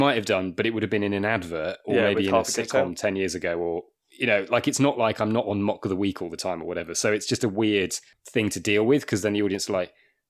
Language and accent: English; Wakefield, Yorkshire and the Humber, United Kingdom; And I'm actually from Wakefield, so not that far from Sheffield. Okay. Although I don't sound like it, but I am.